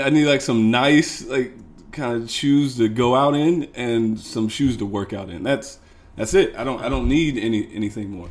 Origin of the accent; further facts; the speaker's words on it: Missouri, United States; moved away as an adult; now in Chicago, United States; I'm originally from Missouri